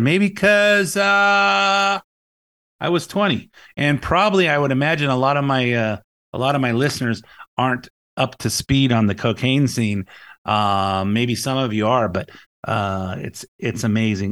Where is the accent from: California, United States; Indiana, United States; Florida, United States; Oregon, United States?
California, United States; Lakewood; I grew up in Lakewood, in uh, the Long Beach area, L.A. County